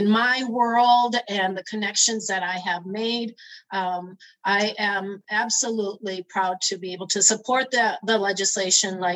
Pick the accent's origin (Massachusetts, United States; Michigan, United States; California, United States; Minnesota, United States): Minnesota, United States; Sartell; also born or lived in St. Paul, Minnesota; I was born in St. Paul, raised in Sartell